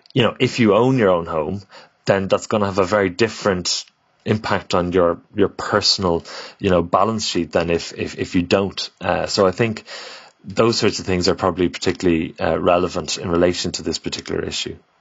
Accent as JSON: {"language": "English", "country": "Ireland", "said": "as Irish people, we've always, uh, emigrated"}